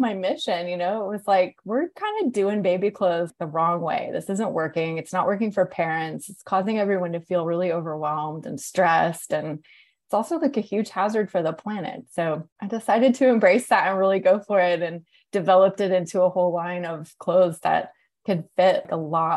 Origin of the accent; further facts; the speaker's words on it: Atlanta, Georgia, United States; moved away as an adult; also born or lived in New York; when I moved to Atlanta, which is my hometown